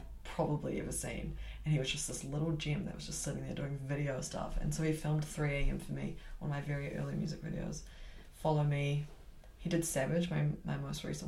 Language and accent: English; Auckland, New Zealand; moved away as an adult; now in Christchurch, New Zealand; I'm originally from Auckland